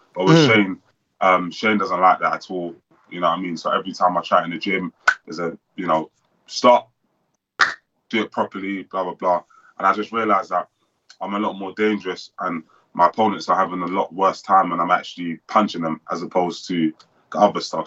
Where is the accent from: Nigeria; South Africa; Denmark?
Nigeria; I'm Nigerian as well